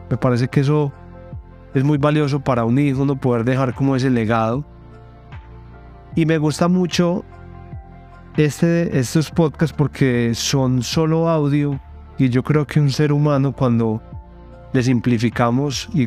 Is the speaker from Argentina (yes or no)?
no; Colombia; Yo soy colombiano, tengo 33 años